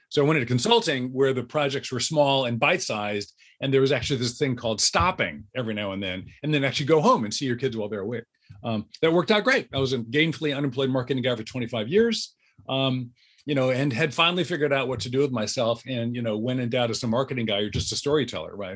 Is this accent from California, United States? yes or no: yes; Southern California, United States; I grew up in Southern California